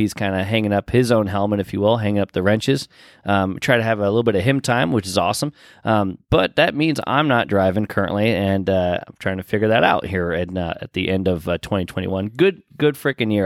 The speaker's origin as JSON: {"language": "English", "area": "Pat's Acres", "region": "Oregon", "country": "United States", "tie": "born or raised there", "moved": "yes", "said": "my hometown, Pat's Acres"}